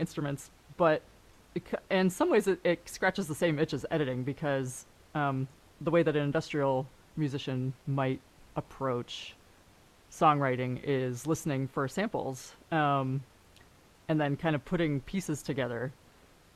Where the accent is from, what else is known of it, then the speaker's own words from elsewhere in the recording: San Francisco, California, United States; moved away as an adult; also born or lived in Canada / Germany; now in Los Angeles, United States; I grew up in San Francisco. I wasn't born there, but I grew up there.